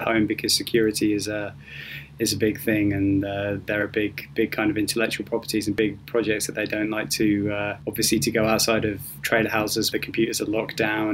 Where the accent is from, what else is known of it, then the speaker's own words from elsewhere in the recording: United Kingdom; moved away as an adult; also born or lived in London; now in Los Angeles, United States; I'm British